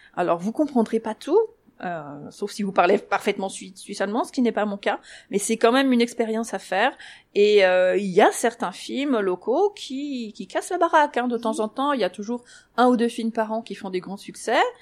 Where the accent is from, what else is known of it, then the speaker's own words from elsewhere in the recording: Paris, Île-de-France, France; moved away as an adult; now in Zurich, Switzerland; je suis parisienne